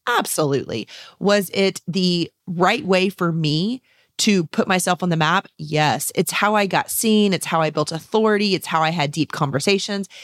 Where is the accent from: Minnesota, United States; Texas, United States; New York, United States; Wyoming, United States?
Texas, United States; San Antonio; here in San Antonio, Texas, my hometown and state